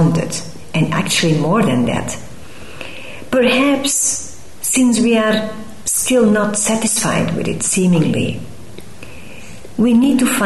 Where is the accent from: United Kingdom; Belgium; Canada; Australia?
Belgium; moved away as an adult; leave Belgium, my home country